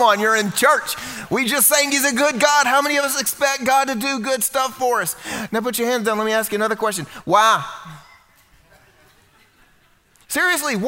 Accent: the South, United States; I grew up here in the South and I grew up going to Vacation Bible School

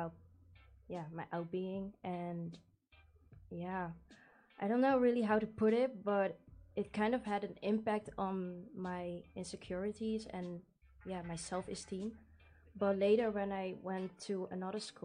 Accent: 's-Gravenzande, South Holland, Netherlands; I was brought up in a Dutch, or like in a village

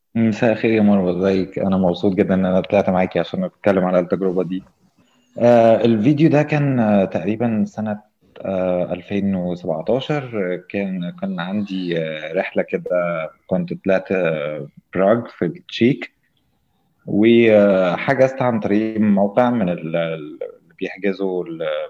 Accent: Egypt; إحنا بالنسبة لنا كمصريين

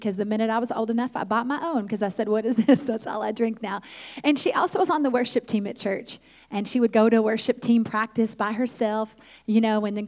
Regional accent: Tulsa, Oklahoma, United States; I grew up in Tulsa, Oklahoma, which is the Midwest.

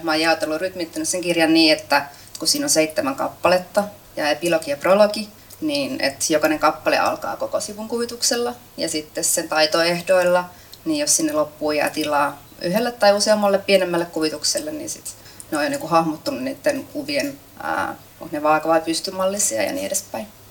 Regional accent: Kaarina, Southwest Finland, Finland; mä oon itse kotoisin Kaarnasta, Turun vierestä

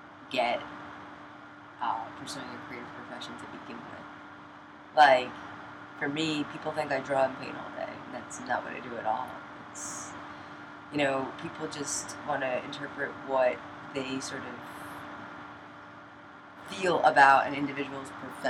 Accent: New York City, New York, United States; I'm a graphic designer, and I'm a true New Yorker.

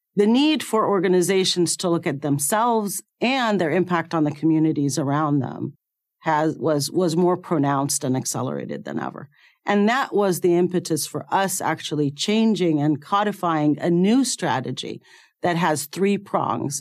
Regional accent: Cairo, Cairo Governorate, Egypt; moved away; I was born in Cairo, Egypt. and I went to medical school there

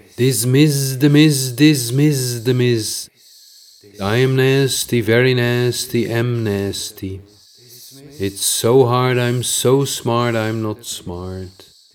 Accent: Netherlands; accent: Dutch; English is a second language; my Dutch accent

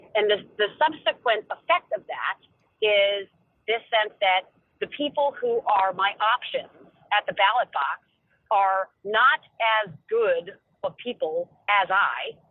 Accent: New Hampshire, United States; I grew up in New Hampshire, the first primary state in the nation

